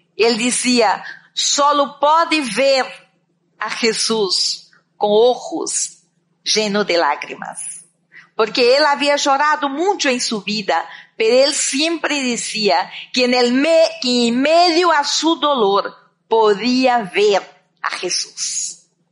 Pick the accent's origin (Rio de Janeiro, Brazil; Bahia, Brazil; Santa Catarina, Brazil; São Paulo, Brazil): Bahia, Brazil; Candiba; moved away as an adult; eu tinha 14 anos quando senti esse chamado de Deus para minha vida, allá em um campo, em uma cidade muito pequena de Brasil, creio, no, agora já la temos no mapa, pero por muito tempo não la teníamos, Candiba